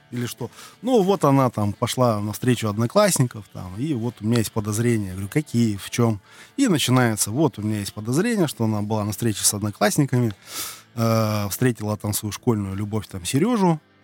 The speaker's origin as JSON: {"language": "Russian", "town": "Irkutsk", "region": "Irkutsk Oblast", "country": "Russia", "also_born_or_lived": "Kuban", "moved": "as an adult", "lives_now": "Krasnodar Krai, Russia", "said": "мы из Сибири, мы из славного города Иркутска, с середины земли, с Байкала"}